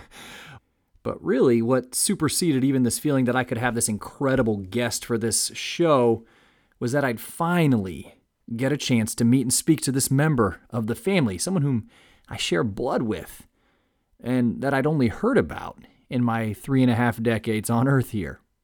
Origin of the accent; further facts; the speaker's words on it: Fort Wayne, Indiana, United States; now in Richmond, United States; I was born and raised in Fort Wayne, Indiana.